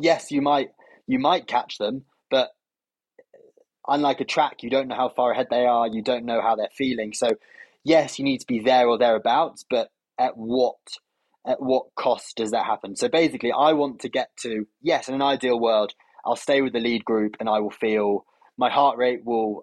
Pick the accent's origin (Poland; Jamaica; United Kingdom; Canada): United Kingdom; as I'm British